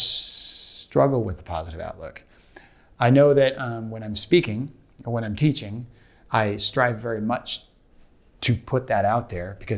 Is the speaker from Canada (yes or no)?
no; Portland, Oregon, United States; now in Los Angeles, United States; I'm from Portland, Oregon initially, and I've lived all over the country